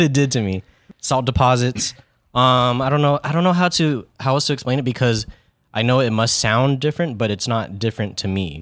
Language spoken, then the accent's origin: English; Yokosuka, Kanagawa, Japan; moved away; I was born in Yokosuka, Japan. It is in the Kanagawa Prefecture.